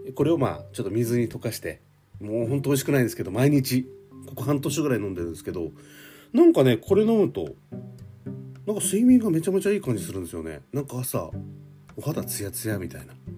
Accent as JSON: {"language": "Japanese", "region": "Hokkaido", "country": "Japan", "tie": "born or raised there", "moved": "yes", "lives_now": "Tokyo, Japan", "said": "私も北海道出身なんですけどね。"}